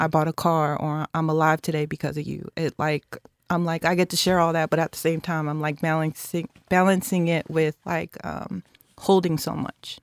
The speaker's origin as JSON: {"language": "English", "town": "San Francisco", "region": "California", "country": "United States", "tie": "born or raised there", "said": "was born and bred in San Francisco in public housing"}